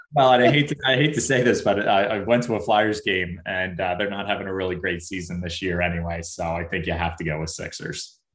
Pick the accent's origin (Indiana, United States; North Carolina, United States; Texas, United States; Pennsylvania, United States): Pennsylvania, United States; Philadelphia; I grew up in Mayfair